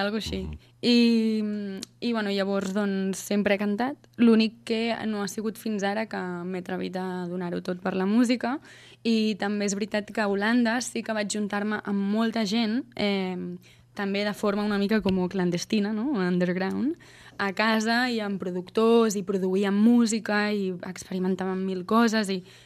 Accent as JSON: {"language": "Catalan", "town": "Sant Quirze del Vallès", "region": "Catalonia", "country": "Spain", "also_born_or_lived": "Netherlands / Berlin / Australia", "moved": "as an adult", "said": "visc a Sant Quirze del Vallès, Fa dos anys vaig tornar, després d'haver estat vivint fora cinc anys."}